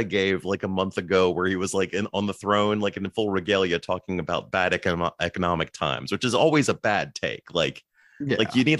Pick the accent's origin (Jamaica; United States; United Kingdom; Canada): United Kingdom; I'm also British, but I was born without an accent, Mark.